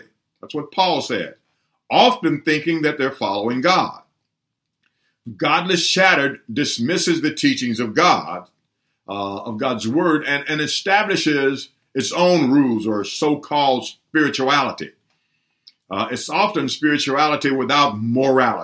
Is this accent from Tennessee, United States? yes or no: yes; Humboldt, Tennessee, United States; when I was a boy growing up in Tennessee, a small town of Humboldt, Tennessee